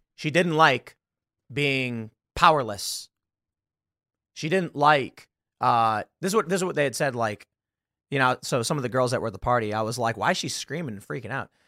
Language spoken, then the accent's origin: English; Chicago, Illinois, United States; I'm from Chicago, I'm from the South Side